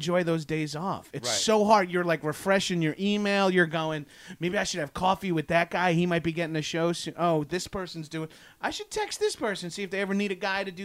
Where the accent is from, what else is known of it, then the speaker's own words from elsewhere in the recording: South Shore of Long Island, New York, United States; moved away as an adult; also born or lived in Brooklyn; now in Los Angeles, United States; I'm from Long Island, but I'm from the South Shore of Long Island